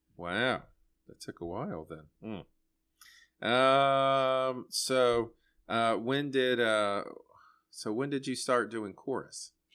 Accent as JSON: {"language": "English", "town": "Sanford", "region": "North Carolina", "country": "United States", "said": "I'm from Sanford."}